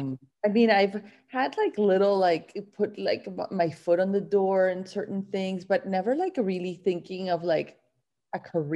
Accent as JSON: {"language": "English", "town": "Barranquilla", "region": "Atlántico", "country": "Colombia", "tie": "born or raised there", "moved": "yes", "said": "I grew up in Barranquilla and it's like a coastal town in Colombia. And it's like, you know, just like you imagine a Latin town, that's it. The Caribbean coast"}